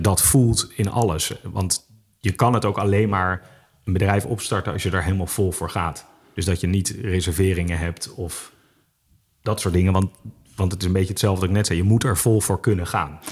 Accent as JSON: {"language": "Dutch", "town": "Amsterdam", "region": "North Holland", "country": "Netherlands", "tie": "born or raised there", "also_born_or_lived": "Utrecht", "said": "ik ben eh, in Amsterdam opgegroeid, geboren, opgegroeid, in Utrecht gestudeerd"}